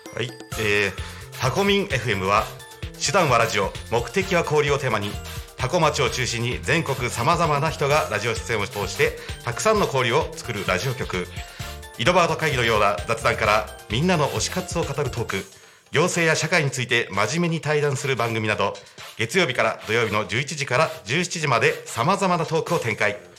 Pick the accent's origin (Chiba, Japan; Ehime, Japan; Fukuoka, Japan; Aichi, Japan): Chiba, Japan; Sanmu; 武市で生まれ育ち山武市で生まれ育ちです